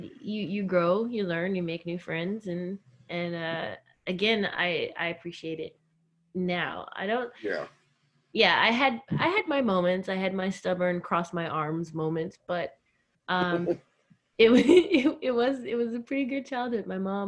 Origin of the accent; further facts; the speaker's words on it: Virginia, United States; also born or lived in Alabama / Tennessee / Florida; now in New York, United States; I was born in Virginia. I guess I grew up, I am a Southern girl. I spent a lot of time in Alabama, Virginia, mainly, but also Tennessee and Florida.